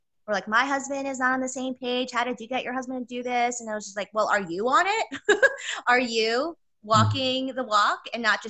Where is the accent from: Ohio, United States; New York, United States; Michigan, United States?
New York, United States; New York City; I'm from New York City.